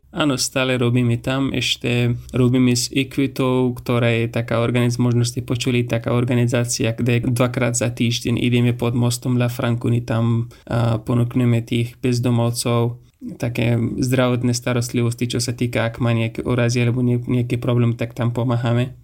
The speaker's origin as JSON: {"language": "Slovak", "country": "Afghanistan", "second_language": "Slovak", "moved": "as an adult", "lives_now": "Slovakia", "said": "Som z Afganistanu Momentálne bývam na Slovensku už skôr 3,5 roky a tu študujem medicínu"}